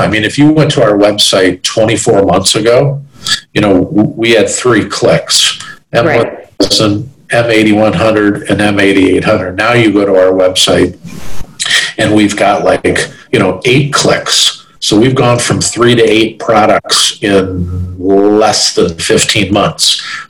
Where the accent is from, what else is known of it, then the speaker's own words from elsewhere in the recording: Chicago, Illinois, United States; I'm from the Chicago area